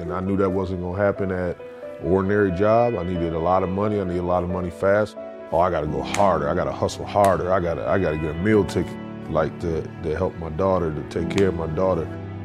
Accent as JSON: {"language": "English", "town": "Racine", "region": "Wisconsin", "country": "United States", "tie": "born or raised there", "said": "I come from Racine, Wisconsin"}